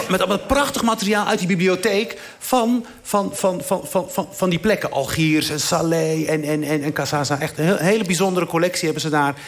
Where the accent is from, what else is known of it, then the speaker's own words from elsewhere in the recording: Igazazen, Morocco; moved away; van waar ik ben, waar ik ben geboren, in het dorpje Igazazen.